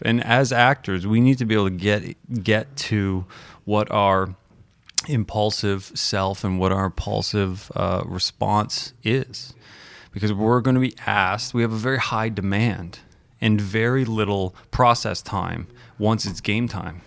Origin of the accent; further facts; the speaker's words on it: Calgary, Alberta, Canada; also born or lived in Toronto; I grew up in the Toronto volleyball or basketball scene, Toronto, Calgary basketball or, or, or volleyball scene